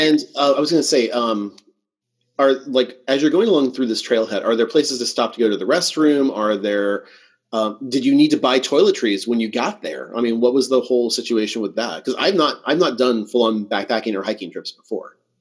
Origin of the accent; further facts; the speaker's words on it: Southern California, United States; I like growing up in Southern California